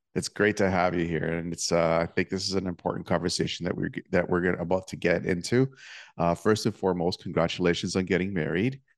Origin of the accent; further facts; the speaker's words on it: Toronto, Ontario, Canada; my hometown, well, near my hometown of Toronto